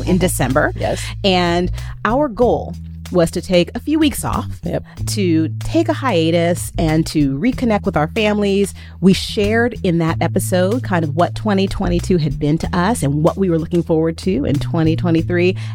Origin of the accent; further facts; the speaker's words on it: Texas, United States; moved away as an adult; now in Las Vegas, United States; I am a Texan. Born and raised